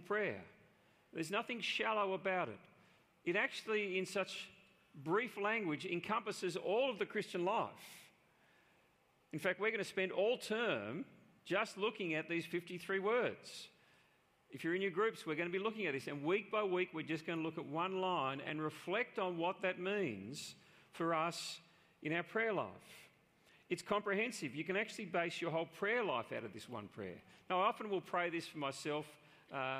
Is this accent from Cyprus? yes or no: no; Australia; within our cultural setting here in Australia